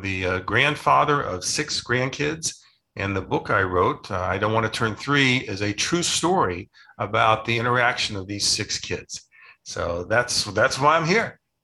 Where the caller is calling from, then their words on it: Scottsdale, Arizona, United States; I'm calling in from Scottsdale, Arizona